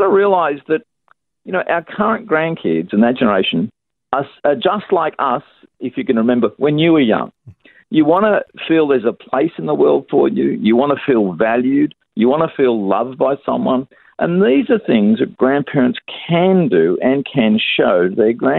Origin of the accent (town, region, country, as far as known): Australia